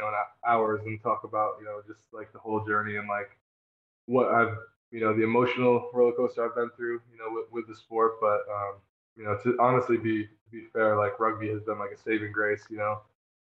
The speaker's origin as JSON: {"language": "English", "region": "Northern New York", "country": "United States", "also_born_or_lived": "New Jersey", "moved": "yes", "said": "I'm from New York, Northern New York, though."}